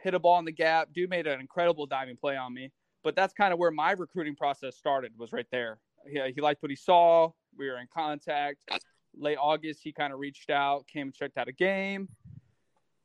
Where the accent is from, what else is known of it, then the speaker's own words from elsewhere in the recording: Fremont, Indiana, United States; I'm originally from Fremont, Indiana. That's where I grew up